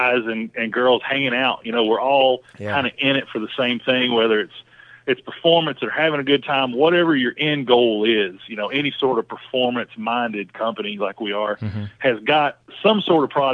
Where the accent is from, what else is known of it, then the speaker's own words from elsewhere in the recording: East Tennessee, United States; moved away as an adult; now in Charlotte, United States; I was a dumb hillbilly from East Tennessee.